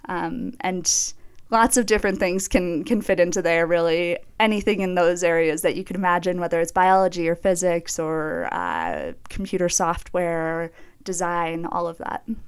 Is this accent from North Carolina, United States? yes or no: no; Minneapolis, Minnesota, United States; moved away as an adult; now in Jackson, United States; I grew up in the Twin Cities